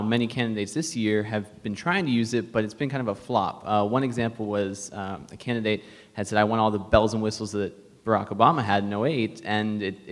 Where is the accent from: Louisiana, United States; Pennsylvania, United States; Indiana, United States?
Pennsylvania, United States; Carlisle; I'm from Carlisle, Pennsylvania